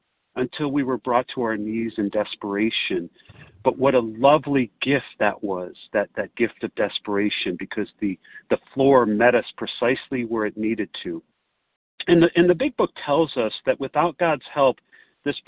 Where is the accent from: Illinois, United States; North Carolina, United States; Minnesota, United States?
Illinois, United States; Chicago; I hail from Chicago, or the area